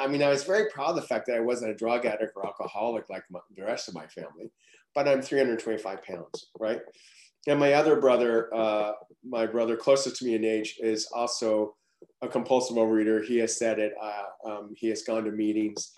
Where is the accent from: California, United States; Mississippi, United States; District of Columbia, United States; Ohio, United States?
California, United States; Los Angeles; accent: Okie; also born or lived in Oklahoma; I was born in Oklahoma, but I was shipped to California when I was age four because my family was going through a divorce, my parents were going through a divorce. So I wound up in Los Angeles, Southern California